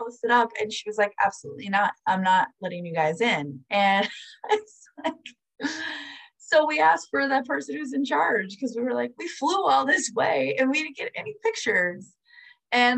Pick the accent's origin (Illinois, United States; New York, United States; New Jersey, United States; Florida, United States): Florida, United States; I'm from Florida